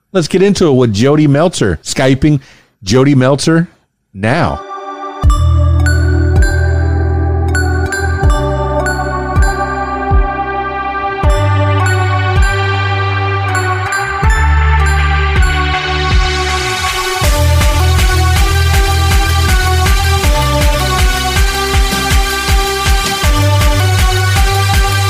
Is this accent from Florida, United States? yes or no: yes; South Florida, United States; also born or lived in Miami / Fort Lauderdale; I'm from the Florida Keys, born and raised in Miami, Florida Keys, Fort Lauderdale. Went to high school in Fort Lauderdale